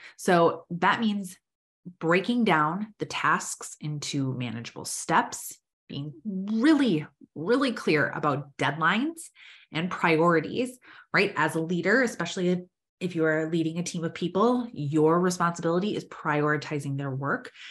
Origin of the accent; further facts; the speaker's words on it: Minnesota, United States; I'm from Minnesota